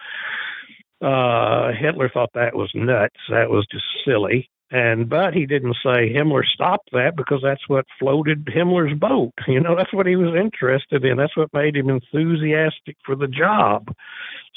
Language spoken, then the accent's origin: English; Texas, United States; We're Texans first.